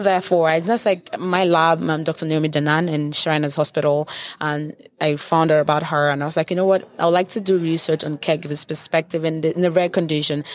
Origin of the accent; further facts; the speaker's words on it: Nigeria; moved away; I'm Nigerian